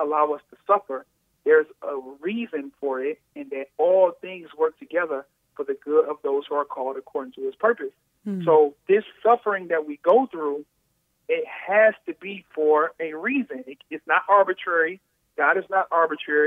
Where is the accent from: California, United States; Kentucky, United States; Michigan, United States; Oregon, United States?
Michigan, United States; Detroit; I'm outside of Detroit, but I'm from Detroit.